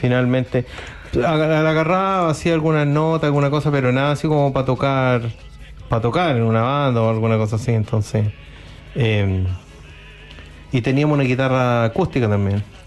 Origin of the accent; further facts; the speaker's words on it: Chile; somos chilenos